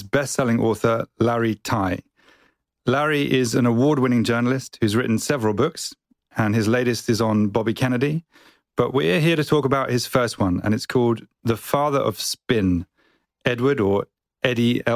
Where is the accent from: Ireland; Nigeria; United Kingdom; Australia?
United Kingdom; So I'm British